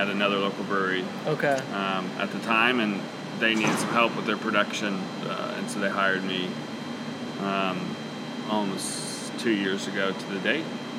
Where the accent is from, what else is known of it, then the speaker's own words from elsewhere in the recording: Oklahoma City, Oklahoma, United States; I was born in Oklahoma City, and so for most of my 32 years, I've lived here.